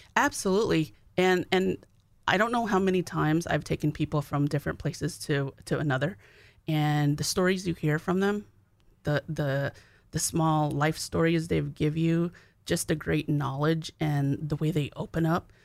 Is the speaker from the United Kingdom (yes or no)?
no; Arizona, United States; now in North Dakota, United States; I'm from Arizona.